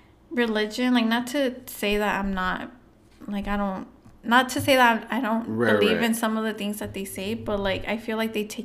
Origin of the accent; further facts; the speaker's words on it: the Valley, California, United States; also born or lived in San Diego; I, like, left the valley.